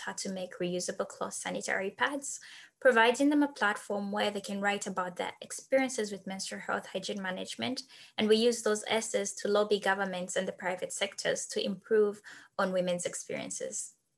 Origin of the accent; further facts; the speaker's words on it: Zambia; moved away as an adult; also born or lived in Wisconsin, United States; now in United States; I'm from Zambia